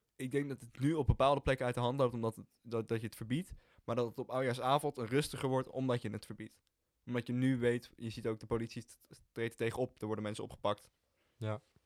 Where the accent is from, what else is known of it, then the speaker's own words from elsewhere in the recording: Hilversum, North Holland, Netherlands; Wij komen allebei gewoon uit Hilversum